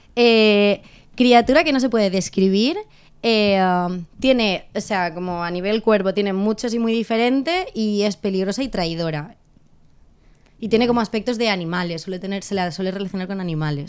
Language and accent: Spanish; Valencian Community, Spain; now in Catalonia, Spain; nosotros como valencianos